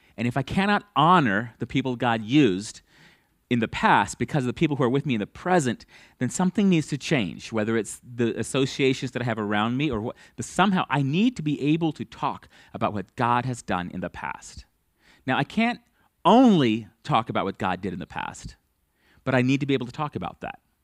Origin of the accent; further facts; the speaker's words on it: United States; as an American